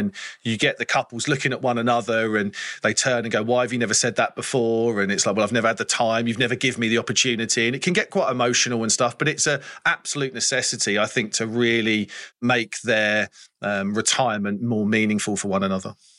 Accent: England, United Kingdom; as an English person

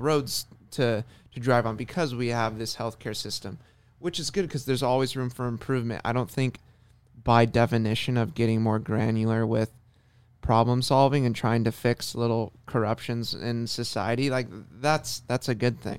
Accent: Orange County, California, United States; being born and raised in Orange County

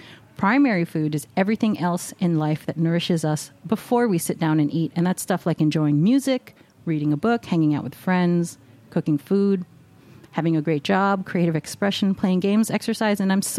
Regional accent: New York City, New York, United States; I'm a native New Yorker.

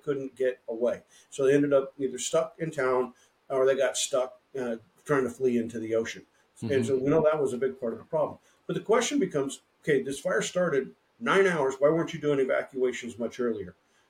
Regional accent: Oklahoma, United States; moved away; also born or lived in Illinois; I grew up in Oklahoma where in the 1960s, you didn't have the technology we did today.

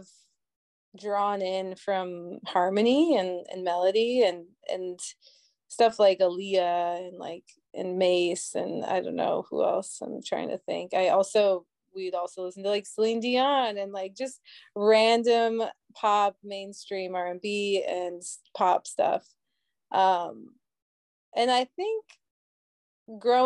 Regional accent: Minnesota, United States; now in New York City, United States; growing up in Minnesota

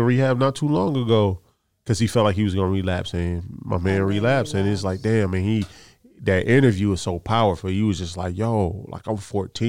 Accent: Detroit, Michigan, United States; I'm from Detroit, man. I'm gonna represent for the whole team.

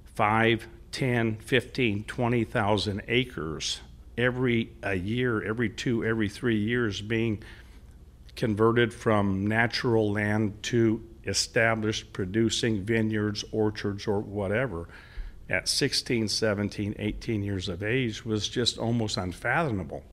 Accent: Central California, United States; also born or lived in Selma, California; growing up in Central California in the fifties and the sixties

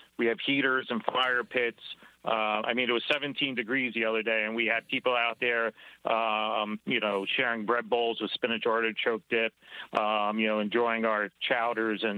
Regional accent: Philadelphia, Pennsylvania, United States; moved away as an adult; also born or lived in Singapore; I'm originally from the Philadelphia area

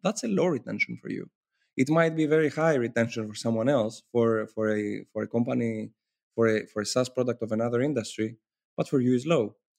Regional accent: Athens, Attica, Greece; I come from Athens, Greece, and I'm currently based in Athens, Greece

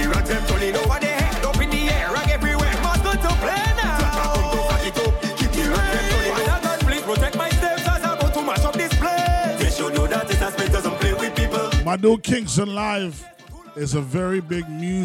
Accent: Trinidad & Tobago; I am a Trinidadian man before anything else

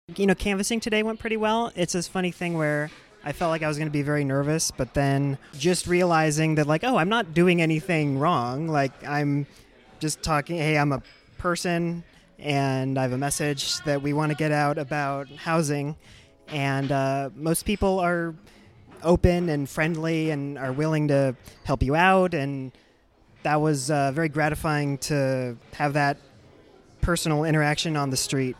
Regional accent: Bay Area, California, United States; I grew up in the Bay Area

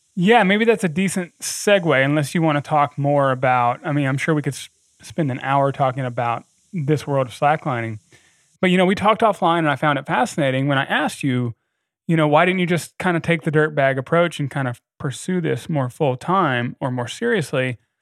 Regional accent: the South, United States; I grew up in the South

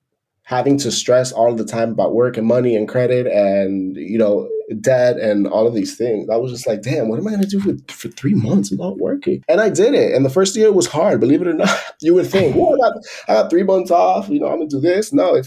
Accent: Miami, Florida, United States; moved away as an adult; And I came from Miami working full-time, 40 hours a week at the office. So I did that drastic change. And that's one of the reasons, one of the many reasons why I left the US, right?

